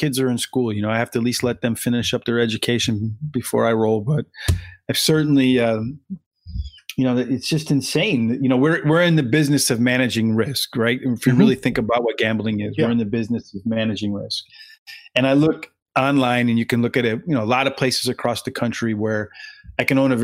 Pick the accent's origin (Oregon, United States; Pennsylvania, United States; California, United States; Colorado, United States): Pennsylvania, United States; the Poconos; I grew up in the Poconos. So there was no ocean where I was at the intersection of New Jersey and Pennsylvania and Interstate 80